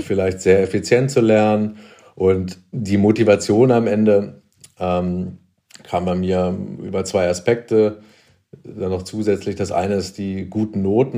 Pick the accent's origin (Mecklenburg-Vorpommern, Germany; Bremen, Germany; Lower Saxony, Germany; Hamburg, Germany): Lower Saxony, Germany; Hamelin; moved away as an adult; also born or lived in Berlin; ich komme aus Niedersachsen, Hameln, Rattenfänger von Hameln, also eine Kleinstadt in der Nähe von Hannover